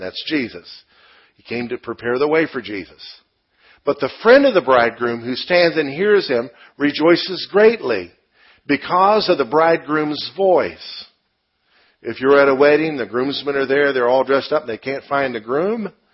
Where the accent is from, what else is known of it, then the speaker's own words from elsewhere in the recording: United States; I'm an American